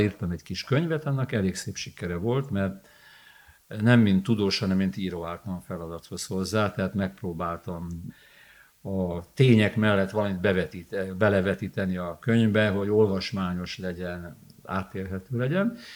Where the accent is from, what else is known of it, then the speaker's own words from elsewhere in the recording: Budapest, Hungary; Itt születtem, ide vittek haza a Baros utcai nőgyógyászati klinikáról